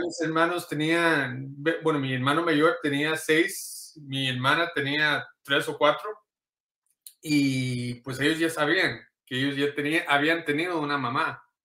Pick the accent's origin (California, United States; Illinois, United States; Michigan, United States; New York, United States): California, United States; Inglewood; also born or lived in Costa Rica; soy de acá, de Los Ángeles, California. Eh, eh, en realidad enfocado sería Inglewood, California.